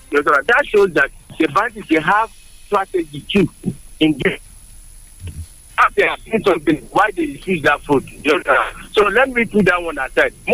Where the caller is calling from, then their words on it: Yaba, Lagos, Nigeria; Uh, this is engineering interview from Yaba, Lagos.